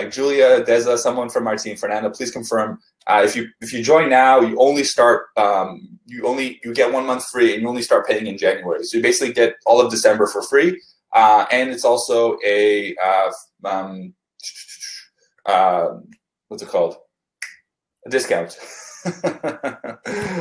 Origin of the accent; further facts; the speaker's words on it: Canada; also born or lived in Vancouver; I'm Canadian